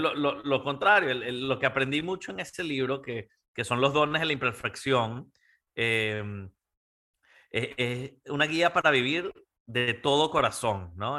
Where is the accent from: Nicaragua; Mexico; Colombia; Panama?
Panama; yo creciendo en Latinoamérica eh, y viendo a mi papá como emprendedor y, a mis tíos y a mi familia y los empresarios y mi mamá en Panamá